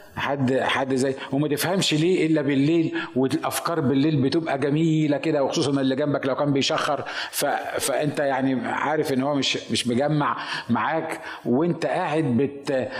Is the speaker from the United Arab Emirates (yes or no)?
no; Egypt; moved away; عندنا في مصر